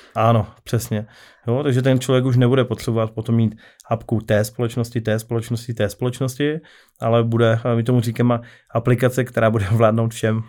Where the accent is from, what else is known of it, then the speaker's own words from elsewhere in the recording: Karviná, Moravian-Silesian Region, Czechia; já osobně jsem z Karvina